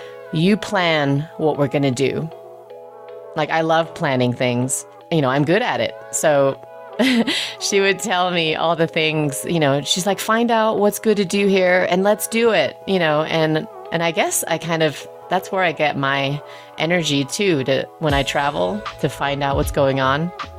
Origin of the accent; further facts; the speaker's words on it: England, United Kingdom; We had one of the first microwaves growing up in England, and it was giant.